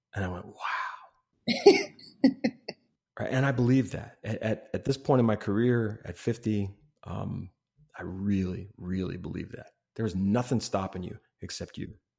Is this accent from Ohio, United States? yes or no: yes; Ohio, United States; I grew up in Ohio